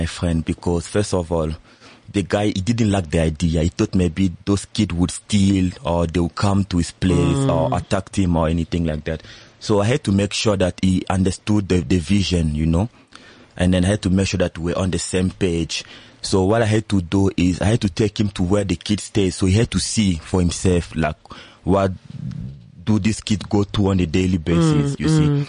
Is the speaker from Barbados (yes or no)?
no; DR Congo; now in South Africa; As you said, I'm from the Congo. I've been here in SA for 4 years now.